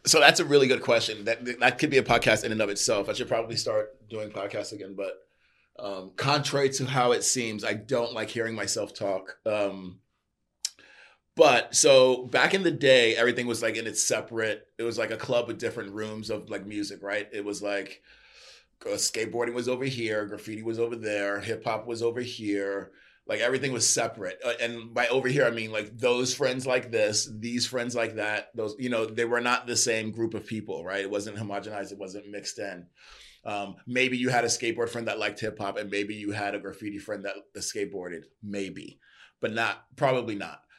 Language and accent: English; New York, United States; born and raised in New York